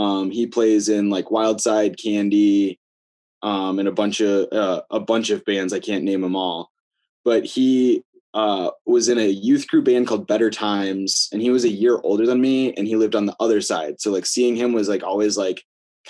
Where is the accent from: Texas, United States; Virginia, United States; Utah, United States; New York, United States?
New York, United States; Buffalo; moved away as an adult; now in Cleveland, United States; I was born in Buffalo, New York, moved to Cleveland about 5 or 6 years ago